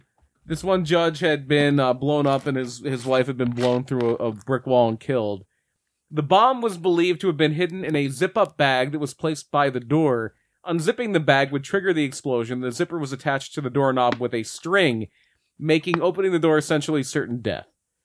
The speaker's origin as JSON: {"language": "English", "town": "Trainer", "region": "Pennsylvania", "country": "United States", "tie": "born or raised there", "said": "In the town where I grew up in Trainer, and like my dad would go there every now and then."}